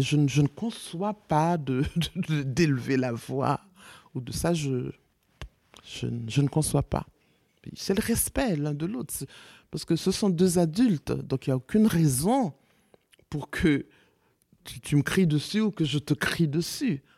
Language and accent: French; Haiti; also born or lived in Congo; now in France; je suis haïtienne